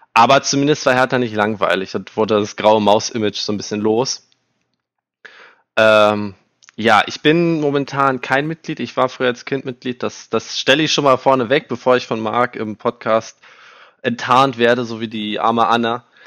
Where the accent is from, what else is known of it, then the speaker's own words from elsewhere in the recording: Berlin, Germany; in Berlin geboren, habe mein ganzes bisheriges Leben auch in dieser absolut geilen Stadt verbracht